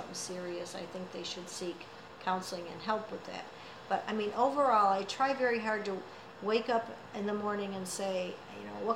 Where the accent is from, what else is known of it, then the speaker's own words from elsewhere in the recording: Caledonia, New York, United States; living here as well, mm-hmm. and having it be my hometown, and it being a small town